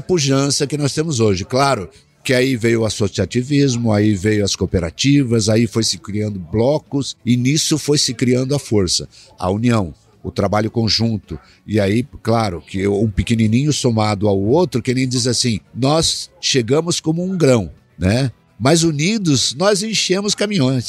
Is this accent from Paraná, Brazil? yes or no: yes; southern Paraná, Brazil; also born or lived in Rio Grande do Sul; now in Cascavel, Brazil; Eu sou nascido no Rio Grande do Sul, né? Ah, é. Fui nascido no Rio Grande do Sul, criado, comecei a ser criado no sul do Paraná, e vim aí acabei caindo em Cascavel